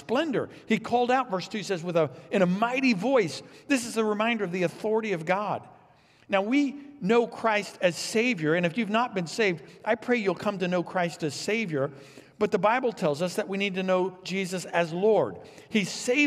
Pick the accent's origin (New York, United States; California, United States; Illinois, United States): Illinois, United States; also born or lived in Texas; Vicki and I grew up here in Illinois, but we moved to Texas for seminary